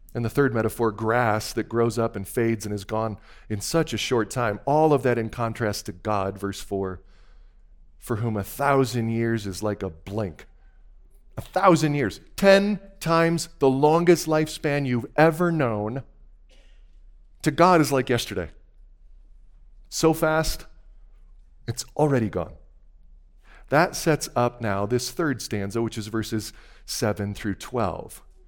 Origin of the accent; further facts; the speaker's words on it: Wisconsin, United States; moved away; I had made just a quick trip back to my home state